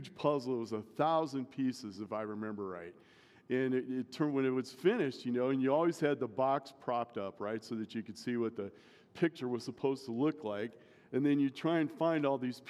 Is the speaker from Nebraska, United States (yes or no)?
yes; Omaha, Nebraska, United States; I grew up in Omaha